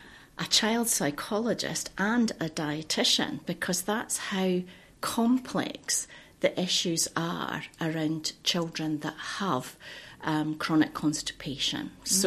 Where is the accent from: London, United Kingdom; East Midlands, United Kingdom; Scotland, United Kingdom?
Scotland, United Kingdom; moved away as an adult; Because I emigrated from Fife in Scotland, and came across here with my husband and my son, and I started working at the local hospital, Hastings Hospital.